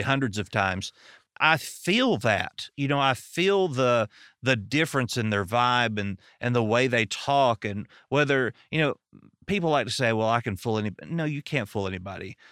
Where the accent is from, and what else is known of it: American South, United States; accent: southern